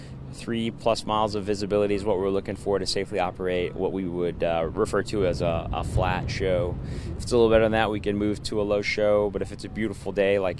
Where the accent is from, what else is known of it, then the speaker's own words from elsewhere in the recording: Oklahoma, United States; moved away; I grew up in Oklahoma